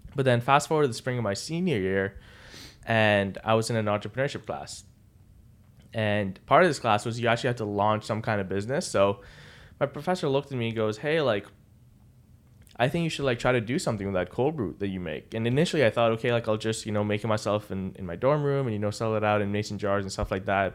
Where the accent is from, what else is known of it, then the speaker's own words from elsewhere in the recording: Dubai, United Arab Emirates; moved away as an adult; now in Boston, United States; I'm born and raised in Dubai.